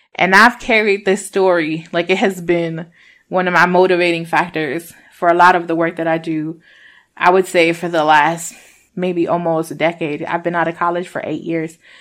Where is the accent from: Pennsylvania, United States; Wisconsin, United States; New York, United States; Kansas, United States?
New York, United States; Rochester; also born or lived in Puerto Rico; I'm from Rochester, New York, but I was born in Puerto Rico. My parents migrated here when I was a itty bitty baby. I was almost three.